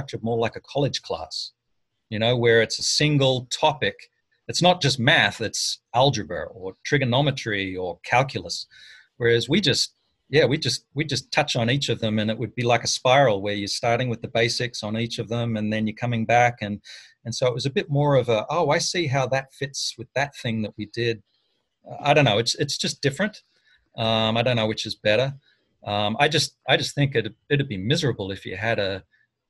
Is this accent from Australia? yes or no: yes; Armidale, New South Wales, Australia; moved away as an adult; now in United States; my hometown is a place called Armidale.